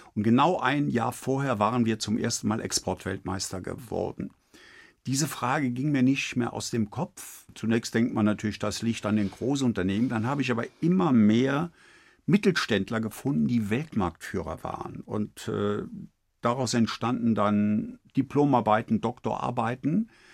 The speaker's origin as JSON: {"language": "German", "area": "Eifel", "region": "Rhineland-Palatinate", "country": "Germany", "tie": "born or raised there", "accent": "Eifel Platt", "moved": "yes", "said": "ich mich aus dem kleinen Eifeldorf in die Welt Globalia emporgearbeitet"}